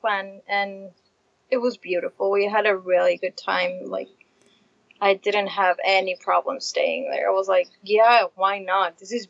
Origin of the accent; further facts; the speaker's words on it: Buenos Aires, Argentina; moved away as an adult; also born or lived in Patagonia; You're both from Buenos Aires, which is the capital city of Argentina. And we moved to Patagonia.